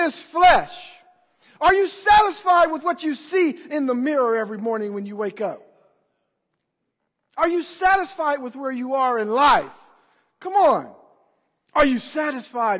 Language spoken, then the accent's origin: English; United States; I'm an American